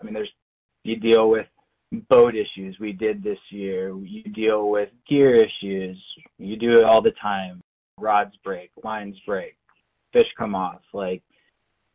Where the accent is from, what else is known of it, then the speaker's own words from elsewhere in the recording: Wisconsin, United States; I grew up in Wisconsin